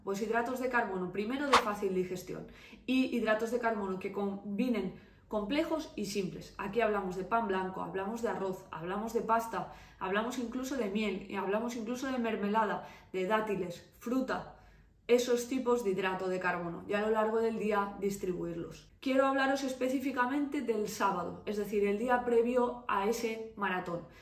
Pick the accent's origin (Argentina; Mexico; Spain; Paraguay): Spain; Valencia, Valencian Community; soy de Valencia